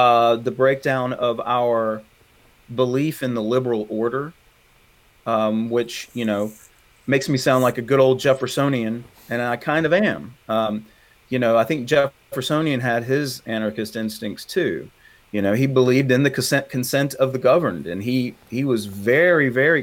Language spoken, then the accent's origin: English; the South, United States; accent: southern; it's why I sound funny, because I'm from the South. I can't shake it